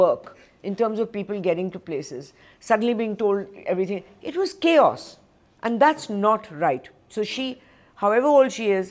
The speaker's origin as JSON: {"language": "English", "country": "India", "said": "And second, I'm an Indian. Everybody's always lying."}